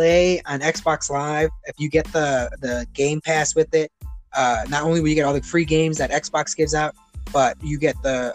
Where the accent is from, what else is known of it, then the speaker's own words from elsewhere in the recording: Chicago, Illinois, United States; now in Oklahoma, United States; I'm from Chicago